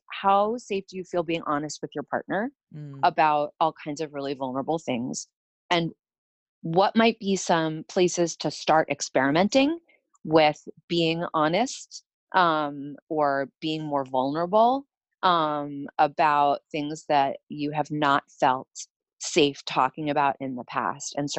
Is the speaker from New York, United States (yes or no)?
yes; New York City, New York, United States; I grew up in New York City